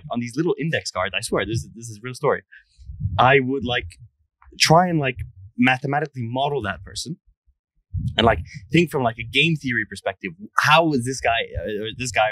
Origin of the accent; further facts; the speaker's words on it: Egypt; now in United States; I grew up in Egypt